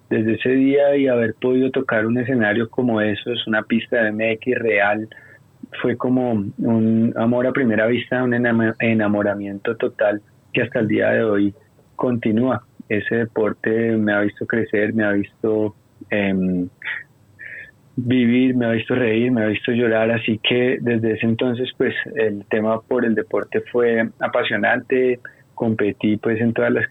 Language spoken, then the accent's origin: Spanish; Bogotá, Colombia; Yo me crié y toda la vida, como le decía Brandon, he vivido en Bogotá, por allá como en el año 83